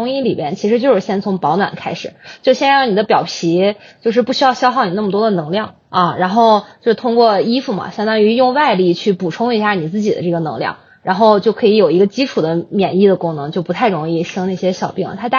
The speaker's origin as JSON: {"language": "Chinese", "region": "Hebei", "country": "China", "said": "我是我是河北人。"}